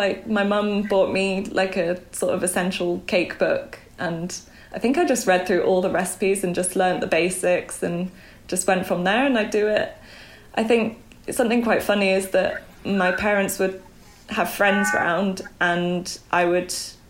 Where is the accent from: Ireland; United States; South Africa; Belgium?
Belgium; also born or lived in Bangkok, Thailand; now in United Kingdom; But for the most part, I grew up in Belgium, near Brussels.